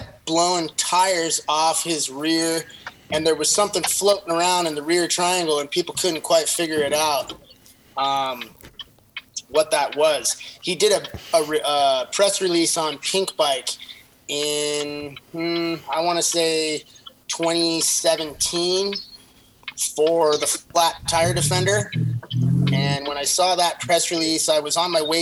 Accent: Southern California, United States; I'm from Southern California

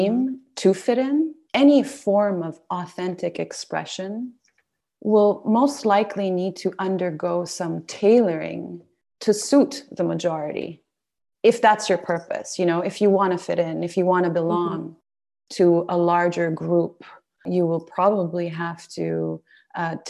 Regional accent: Saudi Arabia; Being a woman of Middle Eastern heritage, growing up in Saudi Arabia

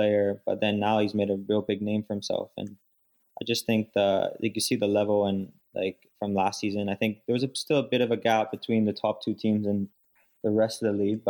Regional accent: Vaughan, Ontario, Canada; I grew up in Vaughan, so in Woodbridge, so like York region

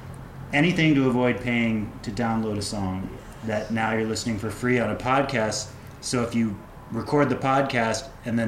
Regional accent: United States; now in London, United Kingdom; So we're a rock band based out of London. Mm. I'm American.

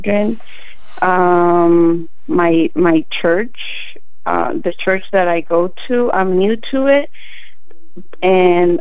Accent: Texas, United States; now in Oregon, United States; But I am from Texas. I was raised in Texas

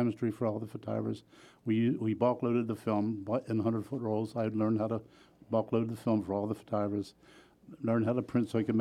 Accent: Wilmington, Delaware, United States; I was born and raised in Wilmington

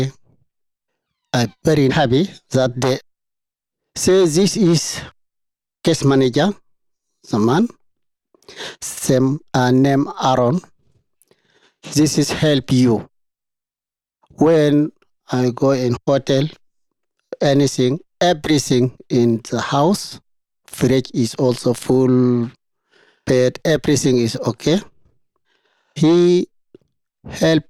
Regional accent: Darfur, Sudan; English is a second language; moved away as an adult; also born or lived in Egypt / Libya / Tunisia; now in Australia; I'm from Sudan, from Darfur

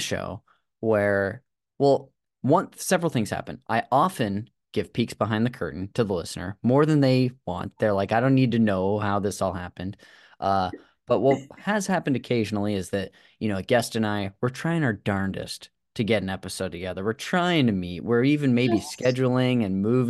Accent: Modesto, California, United States; moved away; running into people from my hometown. And Modesto, California

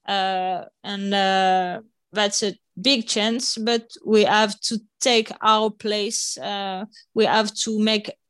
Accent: Nice, Provence-Alpes-Côte d'Azur, France; English is a second language; also born or lived in Paris; Nice, so close by the sea in the south of France, when I was three years old. So my brother and I, we grew up nearby the sea

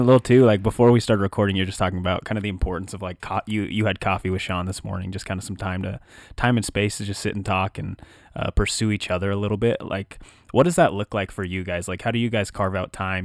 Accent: Wyoming, United States; We're born and bred in Wyoming

